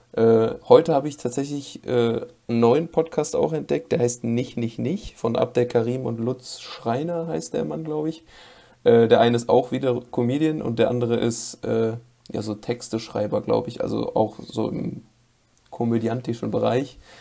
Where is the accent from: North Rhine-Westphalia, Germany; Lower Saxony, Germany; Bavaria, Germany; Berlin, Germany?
North Rhine-Westphalia, Germany; Ich komme, wie schon erwähnt, aus NRW